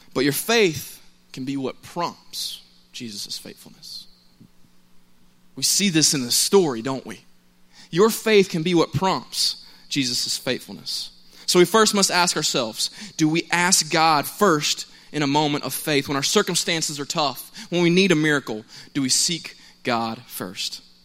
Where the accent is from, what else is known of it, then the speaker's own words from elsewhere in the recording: Cobb County, Georgia, United States; I'm from Cobb County. It's not too far away, but I was close to the Douglasville side of things